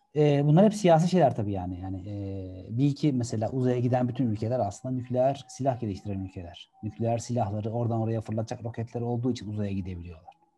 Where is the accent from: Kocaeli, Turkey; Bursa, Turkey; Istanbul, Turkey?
Kocaeli, Turkey; Gebze; also born or lived in İzmit; ailem, ben küçükken benim a, annem babam Gebze'de oturuyorlardı